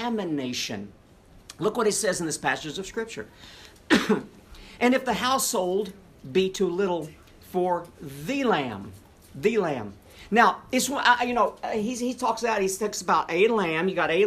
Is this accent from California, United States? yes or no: no; Tennessee, United States; I'm a hick from Tennessee